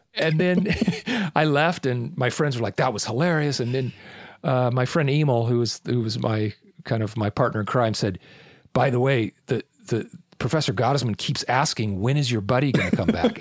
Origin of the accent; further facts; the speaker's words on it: Irvine, California, United States; also born or lived in Newport Beach, California; I was born in Newport Beach, California, and grew up on the mean streets of Irvine.